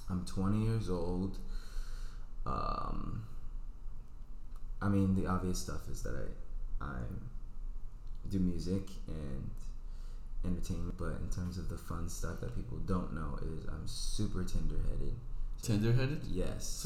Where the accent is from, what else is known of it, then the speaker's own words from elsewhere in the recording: Houston, Texas, United States; I grew up in Houston, Texas